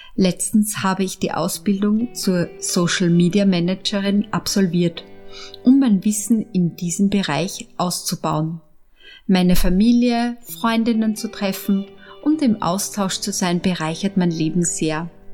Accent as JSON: {"language": "German", "region": "Upper Austria", "country": "Austria", "tie": "born or raised there", "also_born_or_lived": "Vienna", "said": "Ich bin in Wien geboren, in Oberösterreich aufgewachsen"}